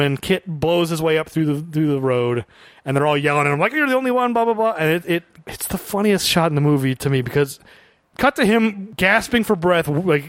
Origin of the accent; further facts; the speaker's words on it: Illinois, United States; we're from Illinois